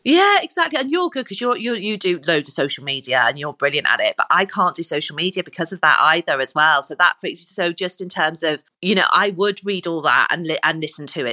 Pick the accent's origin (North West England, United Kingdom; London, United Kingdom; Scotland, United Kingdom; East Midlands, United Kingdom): East Midlands, United Kingdom; Corby; moved away as an adult; now in Liverpool, United Kingdom; I come from Cor, from a place called Corby, and we didn't even have drama in our school